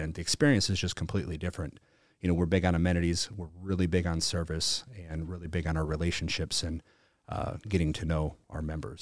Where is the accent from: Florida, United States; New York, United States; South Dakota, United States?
South Dakota, United States; I was from South Dakota